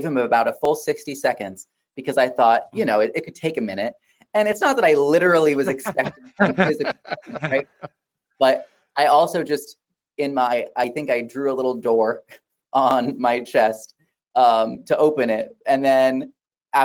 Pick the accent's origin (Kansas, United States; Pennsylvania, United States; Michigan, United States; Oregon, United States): Kansas, United States; Wichita; moved away as an adult; now in Dallas, United States; I'm originally from Wichita, Kansas, but I moved here 5 years ago.